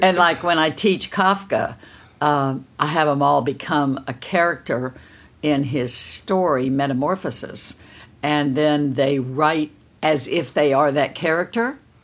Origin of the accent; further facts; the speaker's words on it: Kerrville, Texas, United States; I'm from Kerrville, Texas